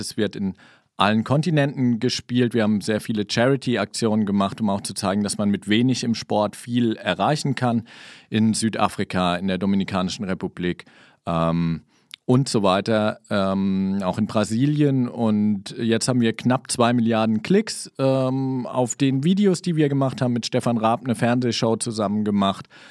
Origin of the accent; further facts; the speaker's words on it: Kaiserslautern, Rhineland-Palatinate, Germany; also born or lived in Saarland; Ich bin in Kaiserslautern geboren, ähm, war dann im Saarland, hab da studiert.